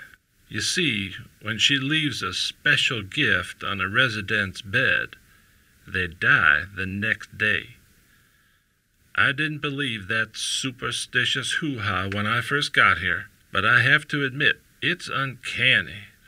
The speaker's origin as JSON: {"language": "English", "town": "Tulsa", "region": "Oklahoma", "country": "United States", "tie": "born or raised there", "said": "I am 97 years old, and I was born and raised in Tulsa."}